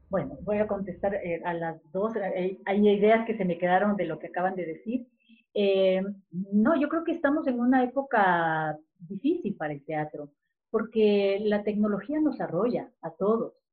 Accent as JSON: {"language": "Spanish", "country": "Ecuador", "said": "como ecuatorianos"}